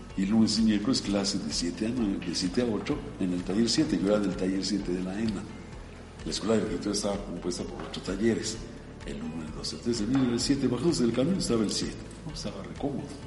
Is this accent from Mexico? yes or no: yes; Pachuca, Hidalgo, Mexico; Yo soy originario de Pachuca Hidalgo, soy tuzo. Nací en un barrio muy popular de Pachuca